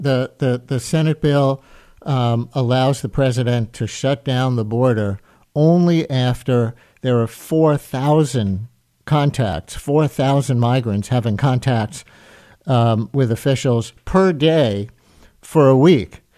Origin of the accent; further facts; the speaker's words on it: New York City, New York, United States; I grew up in the Queens part of this district